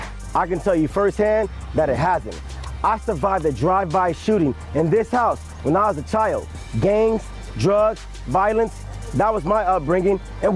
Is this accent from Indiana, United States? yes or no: no; Los Angeles, California, United States; This is South L.A. I was born here. I grew up on 104th Normandy.